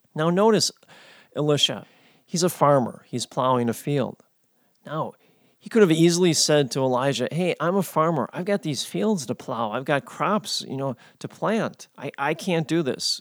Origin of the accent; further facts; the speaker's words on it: United States